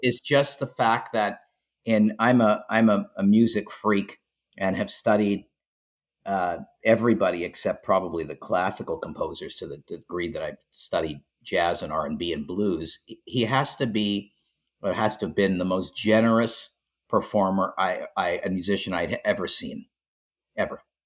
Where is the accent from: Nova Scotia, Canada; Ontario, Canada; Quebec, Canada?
Quebec, Canada; Montreal; I grew up in Montreal